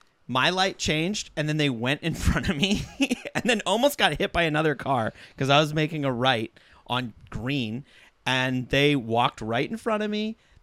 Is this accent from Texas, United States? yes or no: yes; Texas, United States; And, I guess I'm from Texas.